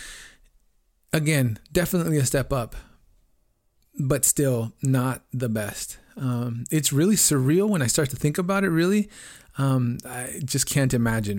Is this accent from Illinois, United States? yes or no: no; Los Angeles, California, United States; I grew up in South Central Los Angeles. My earliest memories were from growing up in the projects in Watts.